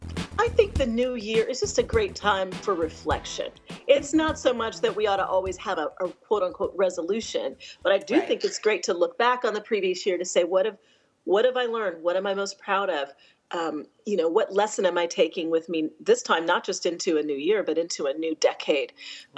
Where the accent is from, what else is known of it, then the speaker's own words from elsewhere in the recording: Denver, Colorado, United States; now in Atlanta, United States; I grew up in Colorado from the age of 10. My dad was mm-hmm. stationed there. I'm an Air Force brat. And so I consider that where I grew up.